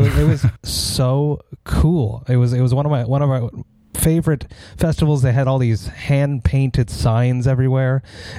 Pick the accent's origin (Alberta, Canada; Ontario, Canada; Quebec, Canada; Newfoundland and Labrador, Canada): Quebec, Canada; Montreal; I'm from Montreal, Canada